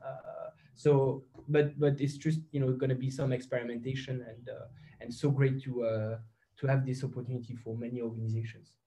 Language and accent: English; Belgium; now in Luxembourg; I'm a, a Belgian citizen